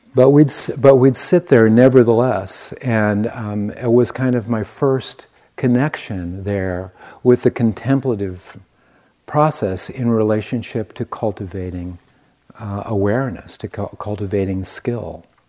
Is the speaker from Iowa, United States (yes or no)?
yes; Iowa, United States; I was born in the Midwest. I am an Iowan. born in Iowa